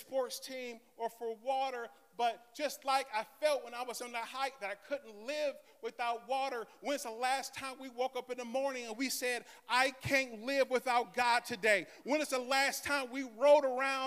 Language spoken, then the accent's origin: English; Michigan, United States; I am from Michigan.